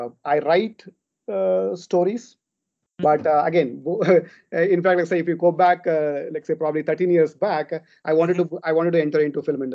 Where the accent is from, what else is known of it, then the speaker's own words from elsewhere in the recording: Hubli, Karnataka, India; moved away as an adult; also born or lived in Qatar / UAE; right now I'm staying in my hometown, Hubli.